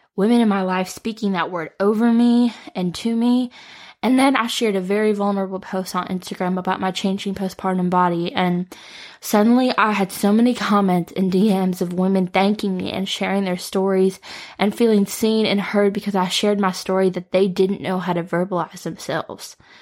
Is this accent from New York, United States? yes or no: no; Detroit, Michigan, United States; moved away as an adult; now in Nashville, United States; I am from the Metro Detroit area, but I moved to Nashville on my own at eighteen.